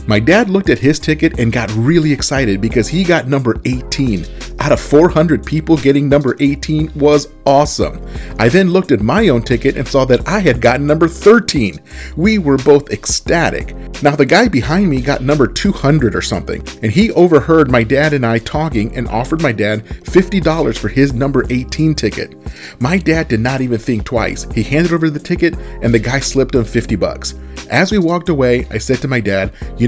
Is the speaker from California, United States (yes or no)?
yes; Southern California, United States; I grew up in Southern California during the Showtime days